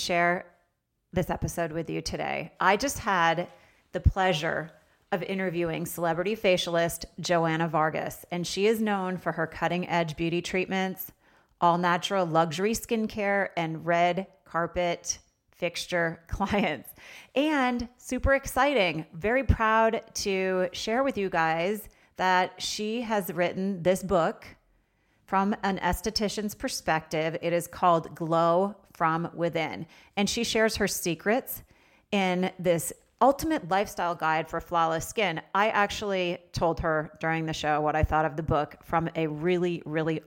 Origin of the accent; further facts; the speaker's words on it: Vermont, United States; I'm from Vermont.